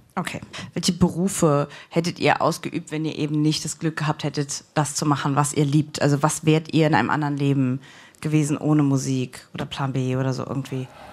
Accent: Saarbrücken, Saarland, Germany; ich komme aus Saarbrücken

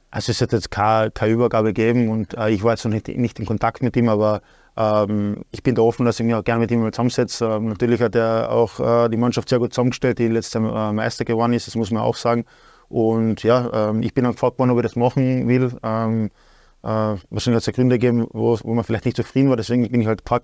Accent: Klagenfurt, Carinthia, Austria; in Klagenfurt zum Beispiel, in meiner Heimatstadt

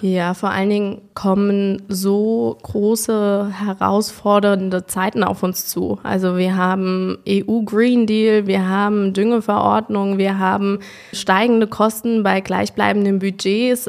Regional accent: Windesheim, Rhineland-Palatinate, Germany; also born or lived in Bad Kreuznach / Geisenheim; ich bin in Windesheim am Weingut aufgewachsen von meinem Stiefvater

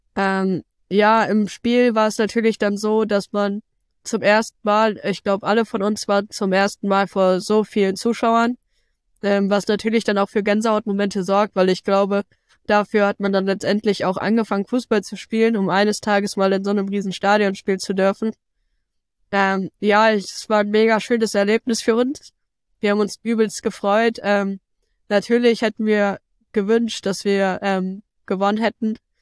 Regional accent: Bremen, Germany; hier ist meine Heimat, ich fühle mich hier extrem wohl.

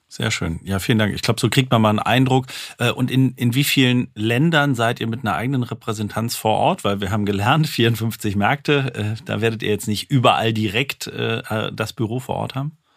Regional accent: Saarland, Germany; komme ich aus dem Saarland

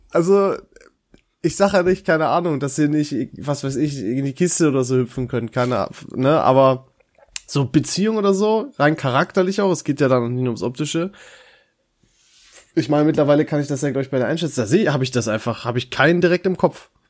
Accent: Dorsten, North Rhine-Westphalia, Germany; In Dorsten zum Beispiel, also aus meiner Heimatstadt, ist das eindeutig Feltins.

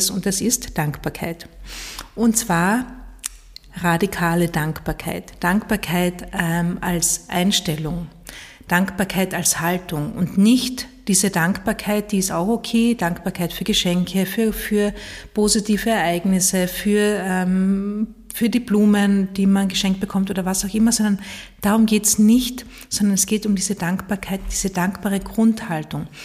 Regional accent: Carinthia, Austria; In meiner alten Heimat in Kärnten gibt es einen Spruch

